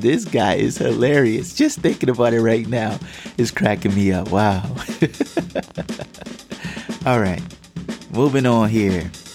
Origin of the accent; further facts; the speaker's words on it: Georgia, United States; we grew up in Georgia